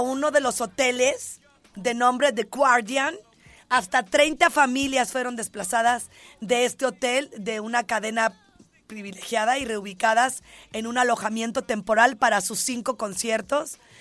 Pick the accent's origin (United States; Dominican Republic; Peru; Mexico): Mexico; Ciudad Guzmán, Jalisco; el lugar donde yo nací